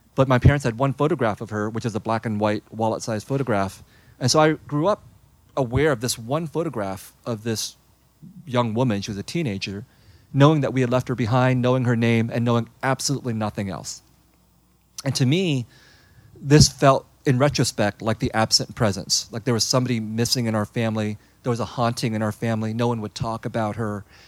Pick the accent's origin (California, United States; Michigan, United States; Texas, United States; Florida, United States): California, United States; San Jose; when I was growing up in San Jose, I was growing up in a very Vietnamese household, very Vietnamese refugee community.